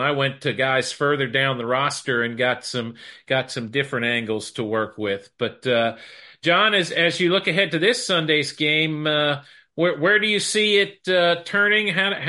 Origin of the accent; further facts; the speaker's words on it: Philadelphia, Pennsylvania, United States; moved away as an adult; now in Dallas, United States; I grew up in Philadelphia, went to school at SMU